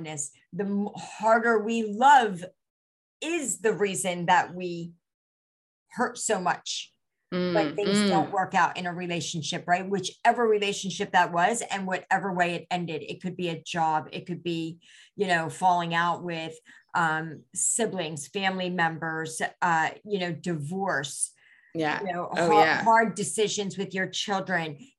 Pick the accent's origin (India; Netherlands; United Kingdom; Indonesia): India; first language Gujarati; English is a second language; I'm Indian. And in India, we have so many different dialects, and Gujarati is my native tongue